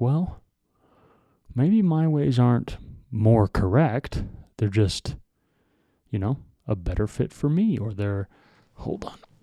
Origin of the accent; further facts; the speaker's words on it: United States; we are white Americans